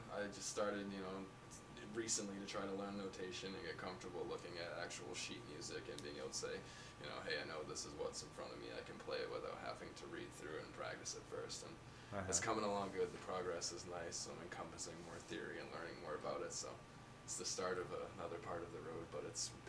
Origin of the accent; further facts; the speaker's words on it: Gardiner, Maine, United States; also born or lived in Augusta, Maine; now in East Wakefield, United States; I'm from Central Maine. Born in Augusta, raised in Gardner, chucked all over the place after that, and now I'm a resident temporarily of East Wakefield, soon to be Dover.